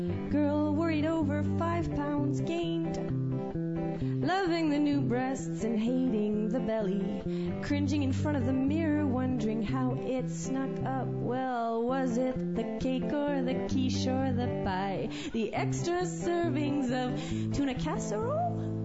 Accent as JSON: {"language": "English", "region": "Alberta", "country": "Canada", "said": "because I'm actually from Alberta. My mom's French from Saskatchewan, and somehow I managed to stay pretty French."}